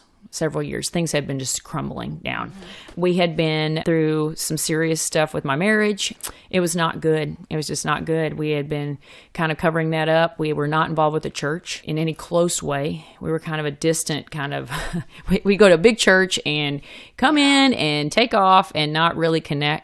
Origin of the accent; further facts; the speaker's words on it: Kentucky, United States; now in Austin, United States; I'm originally from Kentucky, grew up there, good old Kentucky roots.